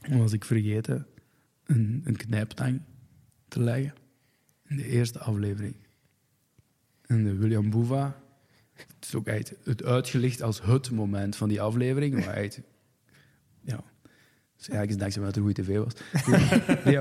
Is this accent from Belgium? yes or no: yes; Flanders, Belgium; accent: Antwerp; moved away as an adult; en, en ik zei weg van als ik 18 was, hè, het was Vlaanderen.